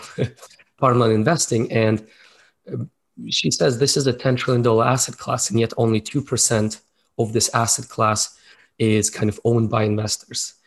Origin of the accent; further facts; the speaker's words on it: Russia; moved away as an adult; also born or lived in Moscow, Russia; now in Canada; born in Soviet Union, raised in Russia